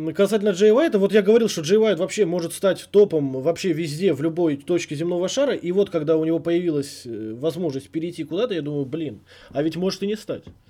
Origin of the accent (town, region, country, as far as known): Uzbekistan